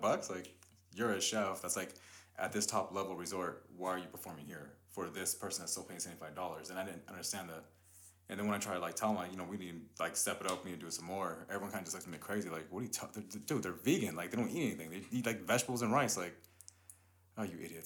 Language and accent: English; Riverside, California, United States; also born or lived in East Los Angeles; I was born in uh, East LA, and we moved to Riverside. I think I was like seven, eight around that time.